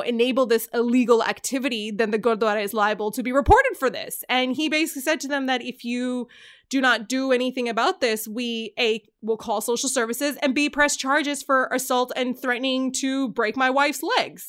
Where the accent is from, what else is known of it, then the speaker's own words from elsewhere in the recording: Canada; I'm from Canada